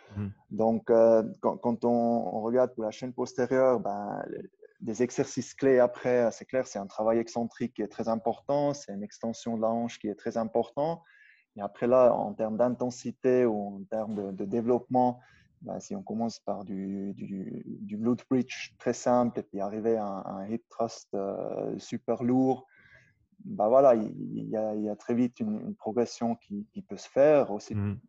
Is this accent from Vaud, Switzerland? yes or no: no; Brig, Valais, Switzerland; accent: Upper Valais German; first language Swiss German (Upper Valais dialect); French is a second language; also born or lived in Goms valley; la vallée de Gonche. Et puis j'ai grandi à Brigue.